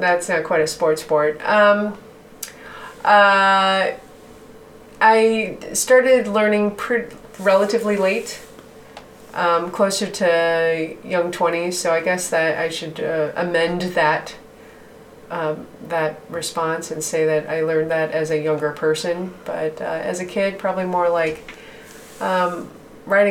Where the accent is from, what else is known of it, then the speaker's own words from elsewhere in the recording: Birmingham, Michigan, United States; moved away; where I grew up would be the suburb of metropolitan Detroit